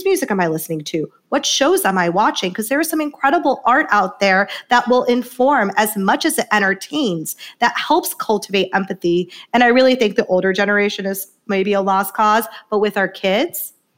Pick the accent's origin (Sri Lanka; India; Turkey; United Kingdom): India; South India; And equally as much, I see her as a South Asian woman, and specifically a South Indian woman, which I'm from South India.